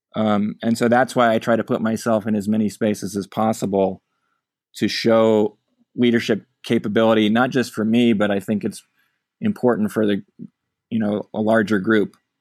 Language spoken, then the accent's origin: English; Omaha, Nebraska, United States; moved away as an adult; now in California, United States; growing up in Omaha